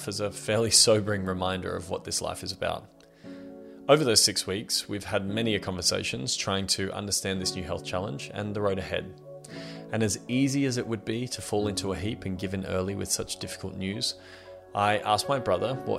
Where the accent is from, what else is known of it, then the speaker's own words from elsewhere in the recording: Australia; I'm 32 years old and I'm from Australia.